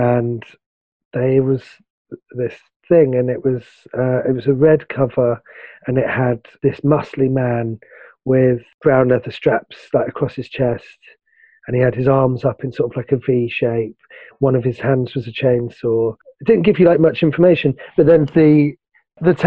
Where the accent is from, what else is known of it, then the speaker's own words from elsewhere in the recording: London, United Kingdom; when I was growing up in London